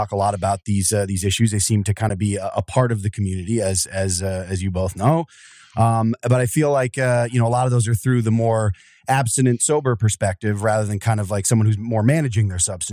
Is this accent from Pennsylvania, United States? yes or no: yes; near Wilkes-Barre/Scranton, northeastern Pennsylvania, United States; I'm Northeastern. Across up by Wilkes-Barre Scranton there